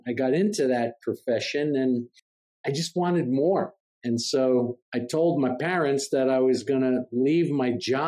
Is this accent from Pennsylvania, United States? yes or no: no; Jersey City, New Jersey, United States; moved away as an adult; also born or lived in New York City / Blacksburg, Virginia; I was born in New York City and grew up and raised in Jersey City, New Jersey.